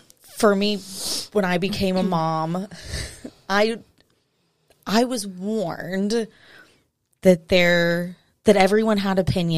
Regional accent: Arkansas, United States; also born or lived in South Carolina; I was born and raised in Arkansas. I do like to have the disclaimer that I left to go to South Carolina for a couple years. so I did escape, but I came back.

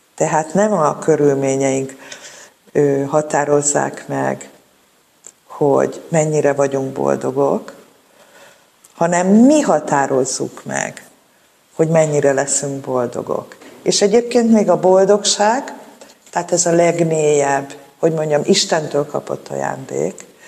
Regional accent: Budapest, Hungary; a Szél Kálmán térnél nőttem fel a Moszkva tér

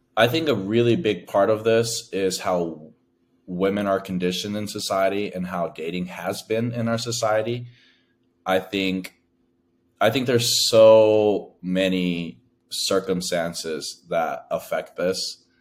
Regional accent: United States; I'm the first of my family to be born in America. My family is from Laos

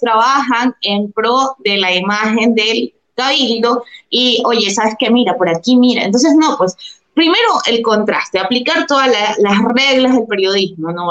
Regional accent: Durán, Guayas, Ecuador; now in Guayaquil, Ecuador; soy guayaquileña, nací en la maternidad Santa Marianita y he estudiado la universidad y el colegio acá en Guayaquil. Actualmente vivo en Guayaquil, sí, crecí en Durán

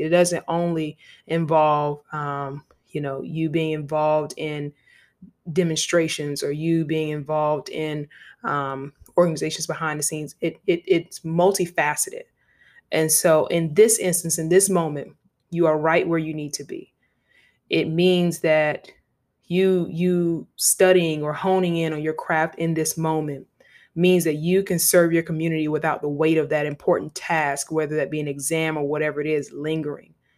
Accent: Savannah, Georgia, United States; I'm from Savannah, Georgia

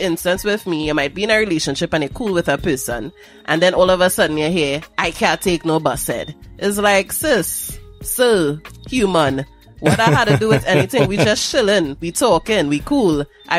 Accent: Atlanta, Georgia, United States; What is a Horner man? I'm from Atlanta. I don't know what that is.

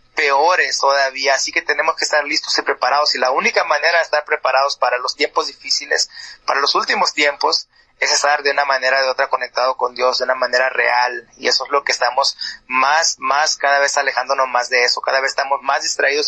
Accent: Mexico; now in Tucson, United States; Yo ah, soy mexicano

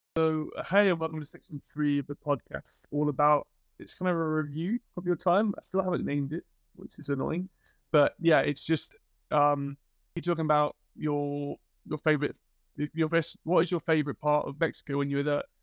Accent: British / England, United Kingdom; moved away as an adult; now in Sweden; being British, I thought we were quite standoffish in England, and then I moved to Sweden

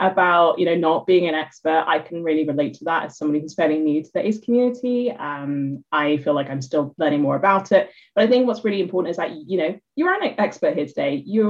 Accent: Philippines; all the identities I have as well, such as being Filipino, for example.

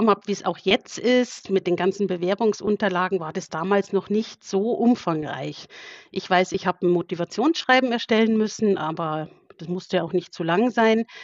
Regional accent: Burghausen, Bavaria, Germany; Also ich äh, komme aus Burghausen. Das ist in Bayern, Südostbayern, liegt direkt an der österreichischen Grenze. Ähm, bin hier geboren und ja, wohne auch hier

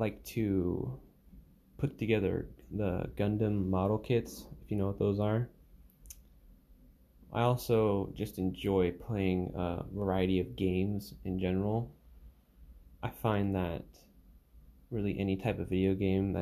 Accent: Alaska, United States; moved away; I come from Alaska

